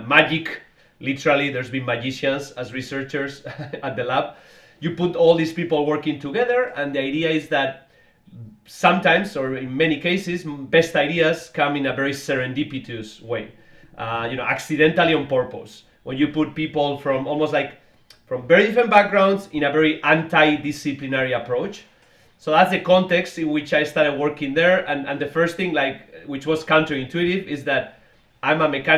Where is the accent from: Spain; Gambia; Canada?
Spain; Basque Country; moved away as an adult; also born or lived in Boston, United States; now in United States; I'm from the Basque region of Spain originally. I came to the US many years ago, to MIT in Boston